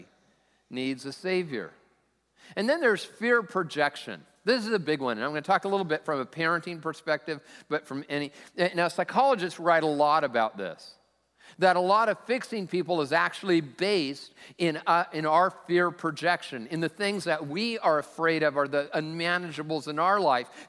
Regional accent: Lakewood, United States; also born or lived in Southern California; now in Sammamish, United States; I'm from Lakewood

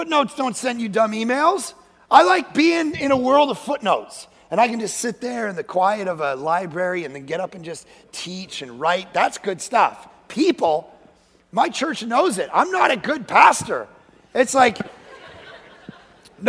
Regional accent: Toronto, Ontario, Canada; moved away as an adult; now in Vancouver, Canada; I was born and raised in Toronto.

